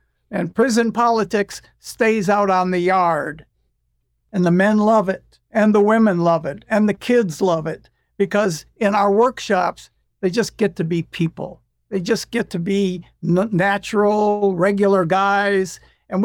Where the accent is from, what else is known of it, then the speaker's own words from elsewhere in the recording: United States; You do this in England, you're British, but I'm American. I'm an ex-convict and I'm a musician. I want to take this on in this country.